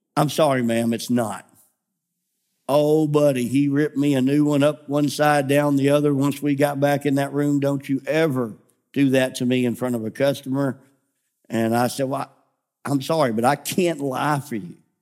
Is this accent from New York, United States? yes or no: no; Memphis, Tennessee, United States; moved away; I grew up in Memphis.